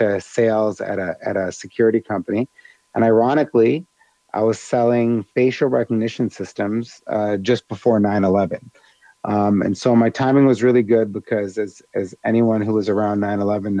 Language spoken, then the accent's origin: English; Chicago, Illinois, United States; moved away as an adult; now in Dubai, United Arab Emirates; And then I moved to Chicago and was in the Midwest for most of my life.